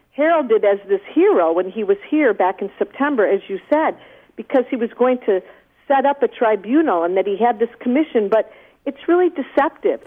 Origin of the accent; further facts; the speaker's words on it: Toledo, Ohio, United States; Toledo, Ohio, my hometown